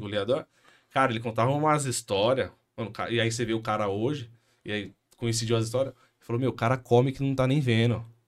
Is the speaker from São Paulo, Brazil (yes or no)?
yes; São Paulo, Brazil; also born or lived in Itaquera, Zona Leste, São Paulo; sou aqui de São Paulo